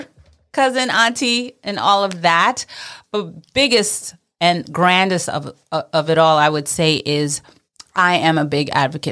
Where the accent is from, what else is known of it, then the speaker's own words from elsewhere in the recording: Brooklyn, New York, United States; I'm Mrs. New York American 2020, and I am a Brooklyn girl. Born and raised in Brooklyn, and specifically Flatbush.